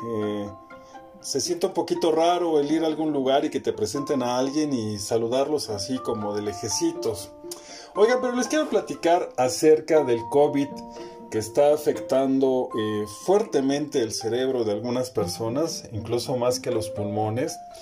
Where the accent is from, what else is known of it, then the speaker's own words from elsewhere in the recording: Mexico; Como mexicanos